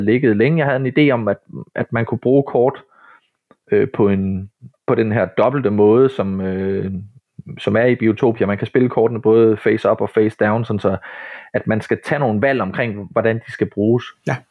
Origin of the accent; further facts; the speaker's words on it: Ryslinge, Southern Denmark, Denmark; nede i Ryslinge, hvor jeg kommer fra, nede på Midtfyn